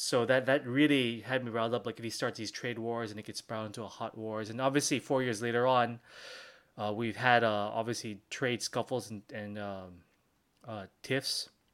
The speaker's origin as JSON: {"language": "English", "country": "Philippines", "said": "I'm from the Philippines."}